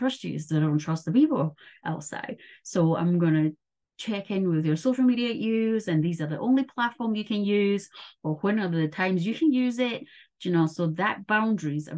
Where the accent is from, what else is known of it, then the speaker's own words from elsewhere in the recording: Taiwan; moved away; I grew up in Taiwan